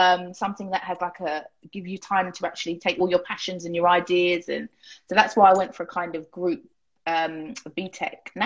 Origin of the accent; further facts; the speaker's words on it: Harrow, London, United Kingdom; I grew up in Harrow.